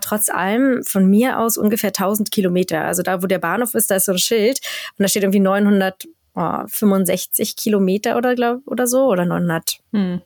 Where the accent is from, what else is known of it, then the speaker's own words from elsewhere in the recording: Germany; moved away as an adult; now in Sweden; bei uns in Deutschland